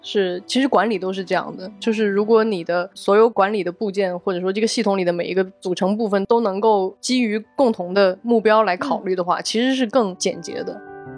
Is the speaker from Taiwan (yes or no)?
no; southern China, China; moved away as an adult; now in Beijing, China; 因为我是一个南方人，我在北京生活这些年